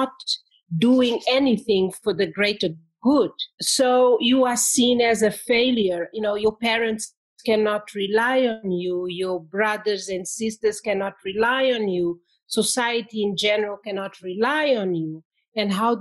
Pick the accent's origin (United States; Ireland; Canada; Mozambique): Mozambique; moved away as an adult; also born or lived in France / England; I am from Mozambique, and I did my first degree there in history.